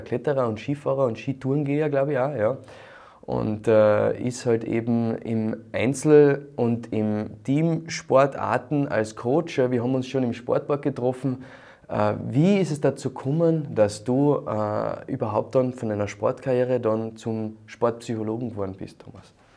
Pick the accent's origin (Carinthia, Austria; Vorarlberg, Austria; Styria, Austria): Carinthia, Austria; bei uns in Kärnten